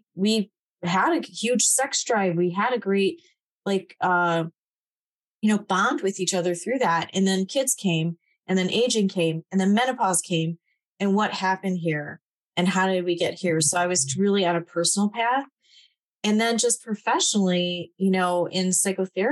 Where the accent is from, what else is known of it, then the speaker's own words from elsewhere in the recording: Midwest, United States; I grew up in Polish Catholic small town, a couple hundred